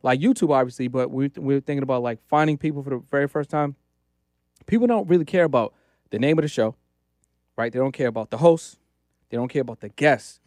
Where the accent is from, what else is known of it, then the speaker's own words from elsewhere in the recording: Boston, Massachusetts, United States; now in Los Angeles, United States; I live in Los Angeles. Originally, I'm from Boston